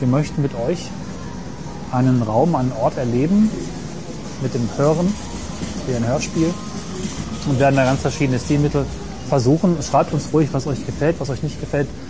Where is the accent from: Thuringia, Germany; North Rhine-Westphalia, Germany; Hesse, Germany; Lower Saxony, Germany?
Lower Saxony, Germany; Rinteln; bei uns in Rundfeld, wo ich herkomme, mhm. sitzt Wesergold